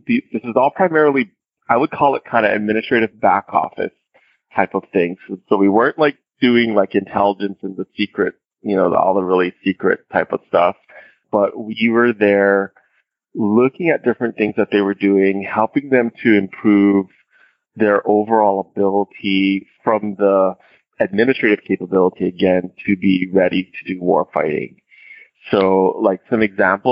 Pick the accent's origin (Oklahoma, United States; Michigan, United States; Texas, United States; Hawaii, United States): Hawaii, United States; born or raised there